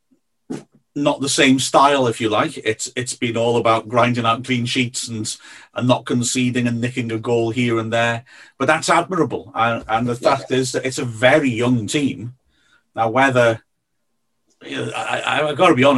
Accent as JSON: {"language": "English", "area": "Welsh", "region": "Wales", "country": "United Kingdom", "said": "we're Welsh"}